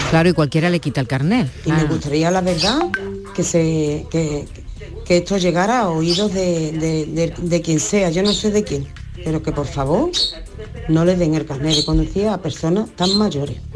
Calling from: Seville, Andalusia, Spain; de Sevilla.

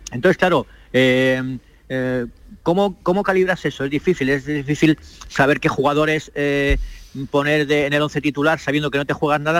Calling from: Manchester, North West England, United Kingdom; Saludos desde Manchester, aquí es una hora menos, pero como en Canarias

